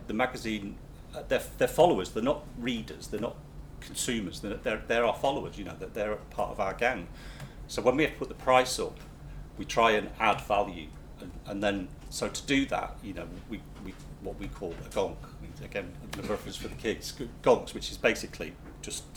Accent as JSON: {"language": "English", "town": "Manchester", "region": "North West England", "country": "United Kingdom", "said": "we're from Manchester"}